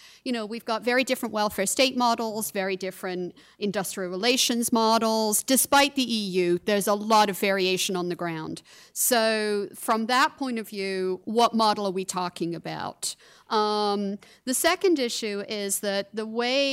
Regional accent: United Kingdom; I'm from Britain

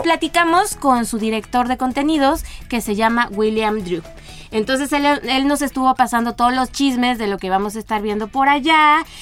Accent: Mexico; como mexicanos somos los que partimos el pastel

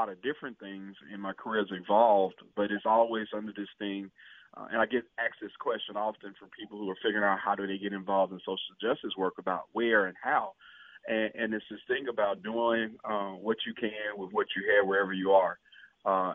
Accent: Hazlehurst, Mississippi, United States; I was born and raised. I'm from Hazlehurst, Mississippi

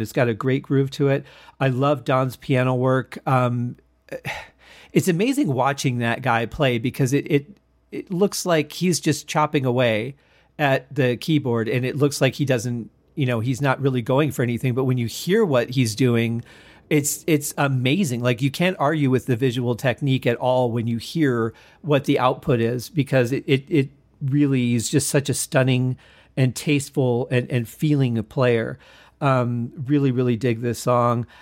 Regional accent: Michigan, United States; now in Las Vegas, United States; I grew up in Michigan

